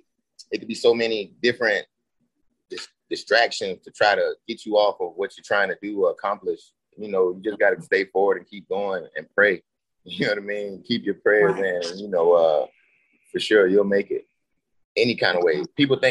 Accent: Florida, United States; also born or lived in Barbados / Nigeria; I'm actually from Florida

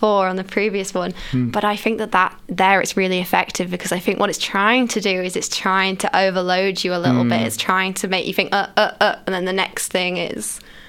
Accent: United Kingdom; now in Sydney, Australia; I'm British

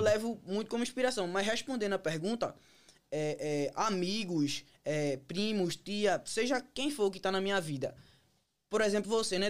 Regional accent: Pernambuco, Brazil; moved away as an adult; now in United States; Na realidade, eu vim de Pernambuco.

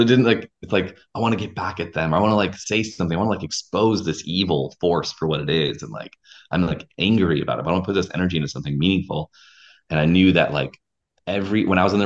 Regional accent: Wisconsin, United States; moved away as an adult; also born or lived in Minneapolis, Minnesota; I was a musician from Wisconsin

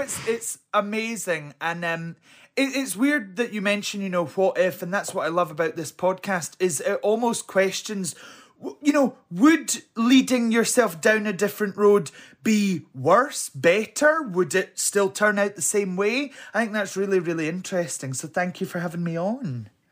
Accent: Helensburgh, Scotland, United Kingdom; also born or lived in Alexandria, Scotland; I was brought up in Helensburgh. Well, I was born in Alexandria, but parents lived in Helensburgh

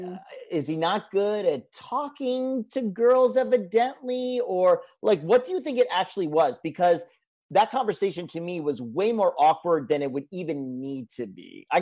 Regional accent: United States; because I'm American

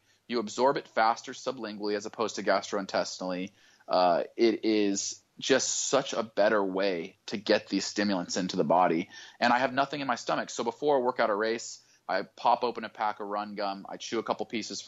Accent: Boise, Idaho, United States; I grew up in Boise, Idaho

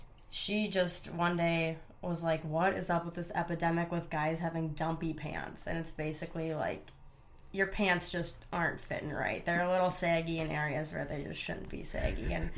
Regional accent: Stillwater, Minnesota, United States; grew up, born and raised in Minnesota. Went to a really small high school. Graduated with, I think, like 75 kids.

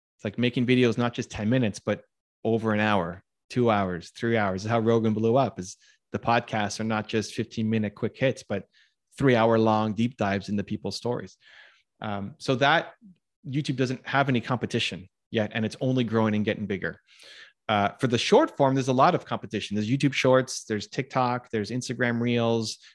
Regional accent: Canada; I'm Canadian

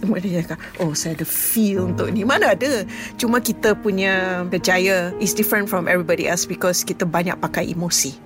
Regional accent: Penang, Malaysia; Saya berasal dari Pulau Pinang.

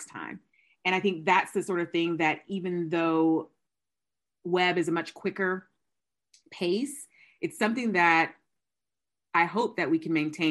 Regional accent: Georgia, United States; I'm from Georgia.

